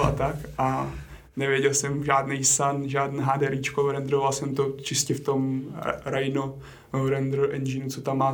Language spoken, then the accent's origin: Czech; Strakonice, South Bohemian Region, Czechia; u nás na Šumavě, odkud pocházím, já jsem ze Strakonic